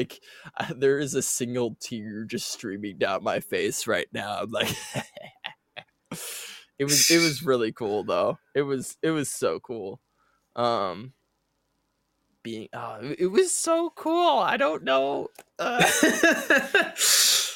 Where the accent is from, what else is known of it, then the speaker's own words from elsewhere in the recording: Wisconsin, United States; I'm from Wisconsin